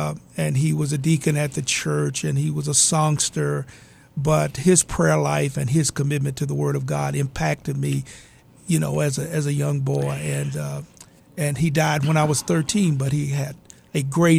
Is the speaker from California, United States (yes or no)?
no; Buchanan, Tennessee, United States; But I grew up in Northwest Tennessee in a little community called Buchanan. It was a farming community.